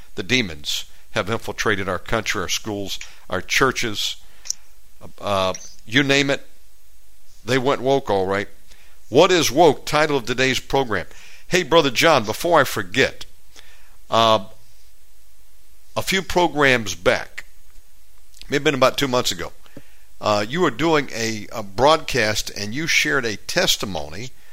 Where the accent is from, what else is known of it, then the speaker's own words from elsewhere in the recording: Georgia, United States; moved away; born and raised in Georgia. I'm a Georgia boy by birth.